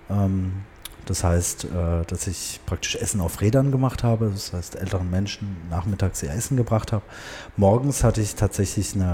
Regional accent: Tehran, Tehran Province, Iran; born there; Und ich bin auch in Teheran geboren, 1978.

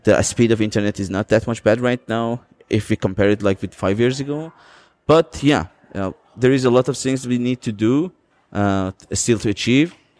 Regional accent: Azeri part of Iran, Iranian Azerbaijan, Iran; I'm coming from the Azeri part

